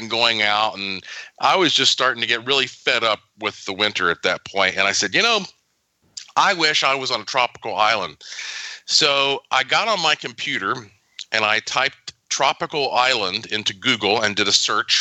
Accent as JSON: {"language": "English", "town": "Asheville", "region": "North Carolina", "country": "United States", "tie": "born or raised there", "moved": "yes", "lives_now": "Puerto Rico", "said": "I grew up in Asheville"}